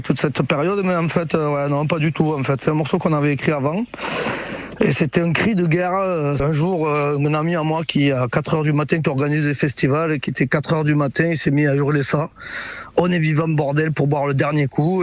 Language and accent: French; France; je suis français